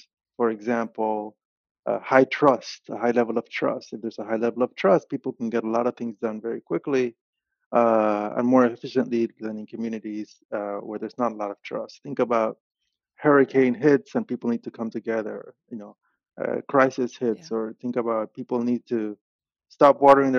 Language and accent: English; Panama City, Panama; So I grew up in Panama City, in Panama, and I grew up in a neighborhood.